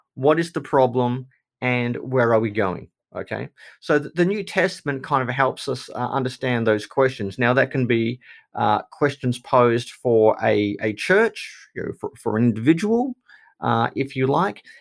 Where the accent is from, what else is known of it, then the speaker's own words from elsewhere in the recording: Australia; because I'm Australian or because I'm a Christian